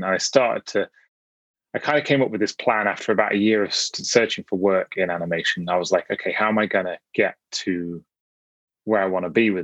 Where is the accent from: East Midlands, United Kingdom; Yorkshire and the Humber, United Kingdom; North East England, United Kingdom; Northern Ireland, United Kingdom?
East Midlands, United Kingdom; Nottinghamshire; now in Manchester, United Kingdom; I was born in Nottinghamshire, in the middle of the country.